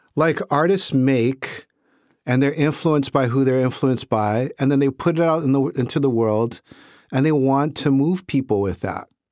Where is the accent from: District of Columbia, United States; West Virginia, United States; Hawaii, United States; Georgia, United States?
Hawaii, United States; Honolulu; my experience was in Hawaii, in Honolulu, growing up in Honolulu at that time